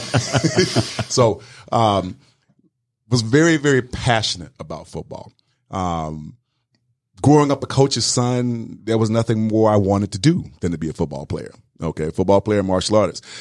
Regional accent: South Georgia, United States; moved away as an adult; also born or lived in Wisconsin; growing up in South Georgia

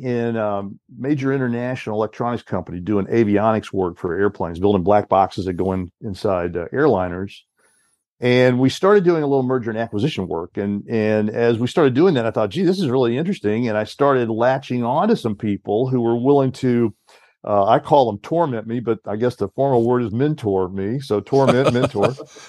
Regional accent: Southeast, United States; I grew up in the Southeast. My parents are Georgia farmers, North and South Georgia.

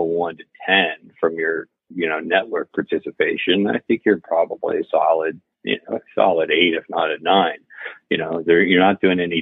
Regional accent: Florida, United States; now in Atlanta, United States; I'm originally from Florida.

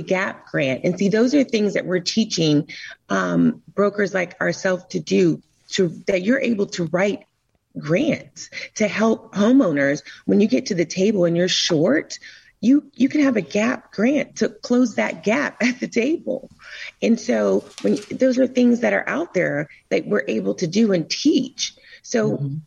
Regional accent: Florida, United States; moved away as an adult; also born or lived in Tampa, Florida; now in Atlanta, United States; I'm originally from Florida, and I used to ride down Bayshore and look at the houses

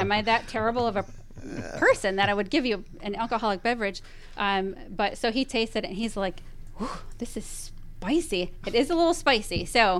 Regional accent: Wisconsin, United States; moved away; I'm not from Minnesota, but close enough. I'm from Wisconsin

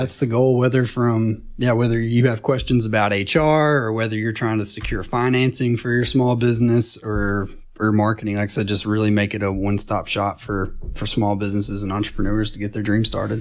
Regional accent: Chattanooga, Tennessee, United States; I grew up in Chattanooga over in Saint Elmo

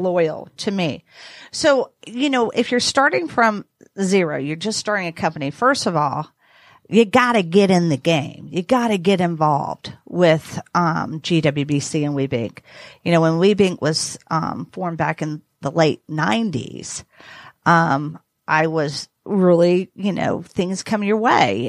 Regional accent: the South, United States; I'm from the South

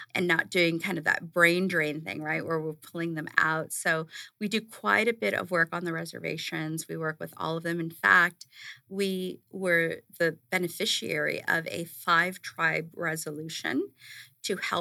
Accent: Los Angeles, California, United States; moved away as an adult; also born or lived in New York, United States; now in Arizona, United States; I grew up in East LA and in a neighborhood where you had, you know, 2 options to get out.

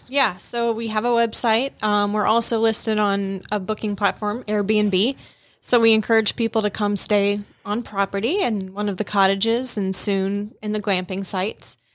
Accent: Rome, Georgia, United States; also born or lived in Minnesota; I was actually born in Minnesota, moved to Rome, Georgia when I was five, grew up here, like, kindergarten through my senior year of high school

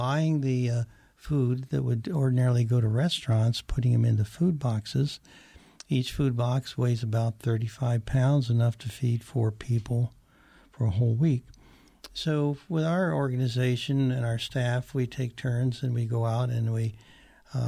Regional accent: Patagonia, Arizona, United States; my hometown, which is Patagonia, Arizona

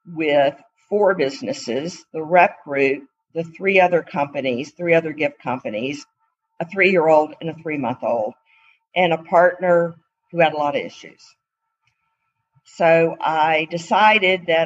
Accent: Atlanta, Georgia, United States; I was from Atlanta

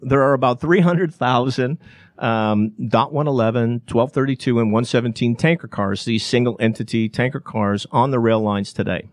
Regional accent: Chicago, Illinois, United States; now in Atlanta, United States; Chicago, my hometown

